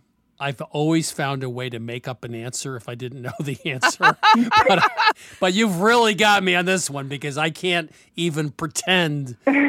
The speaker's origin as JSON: {"language": "English", "region": "the North", "country": "United States", "said": "I'm from the North."}